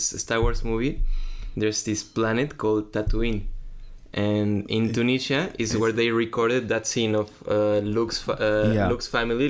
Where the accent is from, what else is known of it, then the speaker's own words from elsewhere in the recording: Mexico; moved away; I'm from Mexico.